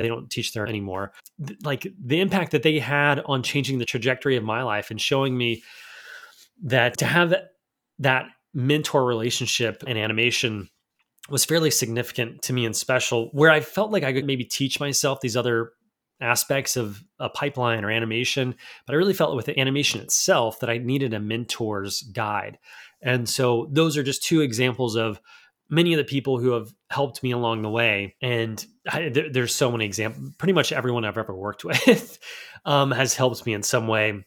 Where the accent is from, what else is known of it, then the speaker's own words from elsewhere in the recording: United States; also born or lived in Vancouver, Canada; as an American trying to go to an international private school